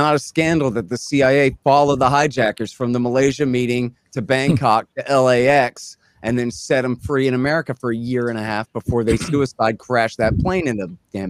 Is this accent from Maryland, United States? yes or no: no; Texas, United States; I'm an American, but I'm from Texas